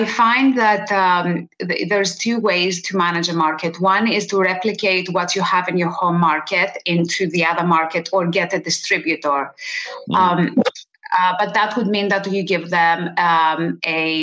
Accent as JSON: {"language": "English", "country": "Greece", "tie": "born or raised there", "moved": "yes", "said": "I was born in Greece"}